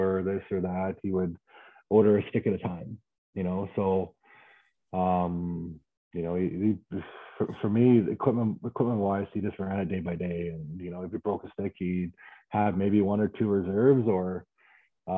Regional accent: Abbotsford, British Columbia, Canada; also born or lived in Burnaby; I was born in Burnaby, grew up in Abbotsford

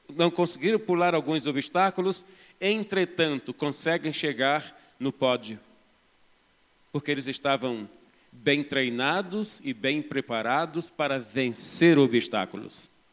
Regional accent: Rio de Janeiro, Brazil; moved away as an adult; now in Belo Horizonte, Brazil; sou do estado do Rio de Janeiro, mas estou em Belo Horizonte, eu e a minha esposa, ah, vai fazer 20 anos.

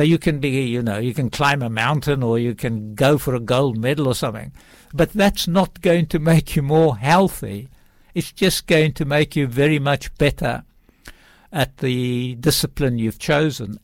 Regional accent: South Africa; moved away; I was brought up in South Africa, actually way out in the farms

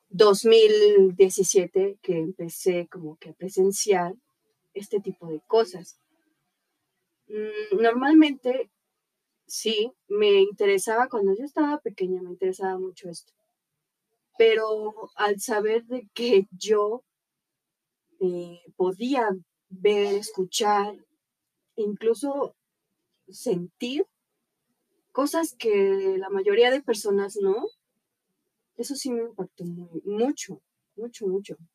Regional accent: Puebla, Mexico; Yo soy de Puebla, tengo 23 años de edad. Soy maquillista, actriz, bueno, actriz primeriza.

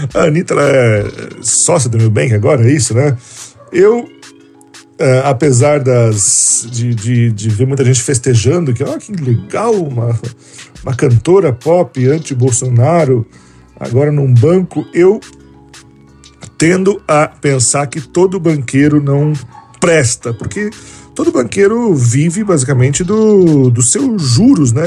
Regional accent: Rio Grande do Sul, Brazil; Osmar Terra que é um, um conterrâneo meu, né, da, da terra onde eu nasci

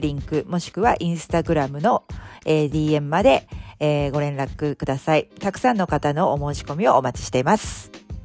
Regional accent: Japan

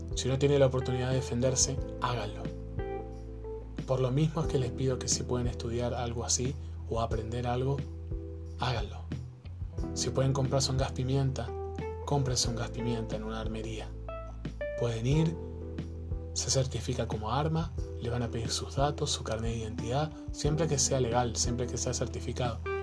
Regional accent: Argentina; now in Chile; yo soy argentino, vivo en Chile hace muchos años

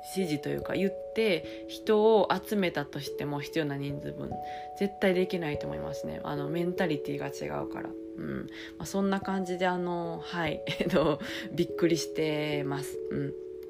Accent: Japan; now in France; 久しぶりにあの母国に帰ってきて

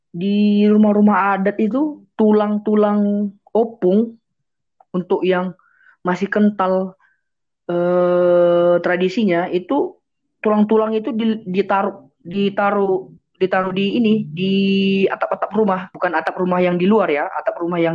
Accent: Pangururan, North Sumatra, Indonesia; jadi Raja Silai Sabungan ini berasal dari inilah dari Pangururan, kampung kami. Hmm. Eh, hmm. dari Pangururan. Pangururan itu ada di Samosir.

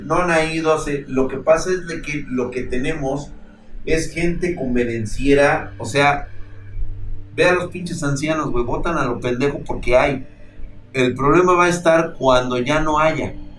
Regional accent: Mexico; a mis creencias y a mi cultura como mexicano

